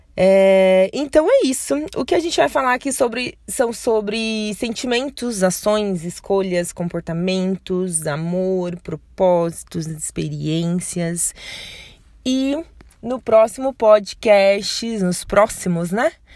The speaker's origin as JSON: {"language": "Portuguese", "region": "São Paulo", "country": "Brazil", "said": "sou paulista"}